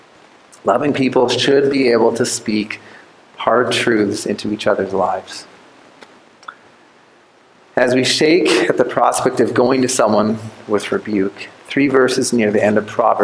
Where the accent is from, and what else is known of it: Canada